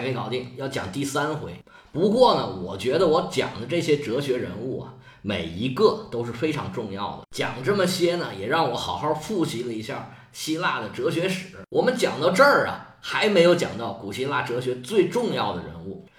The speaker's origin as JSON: {"language": "Chinese", "country": "China", "said": "就好像我们中国人说起个名吧"}